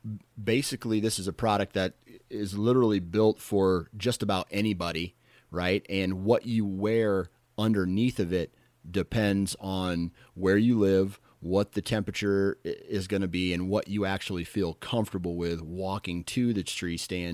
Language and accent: English; Iowa, United States; You know, I'm from Iowa, so it can get down.